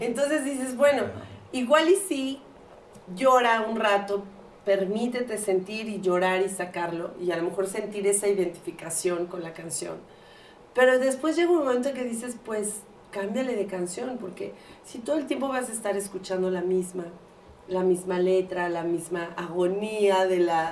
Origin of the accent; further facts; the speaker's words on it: Mexico City, Mexico; moved away; yo soy de la Ciudad de México, cuando vivía allá